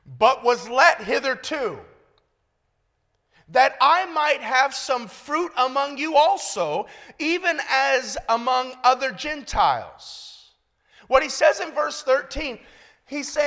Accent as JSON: {"language": "English", "town": "Compton", "region": "California", "country": "United States", "tie": "born or raised there", "also_born_or_lived": "Long Beach / England", "moved": "as an adult", "said": "I was born and raised in Compton"}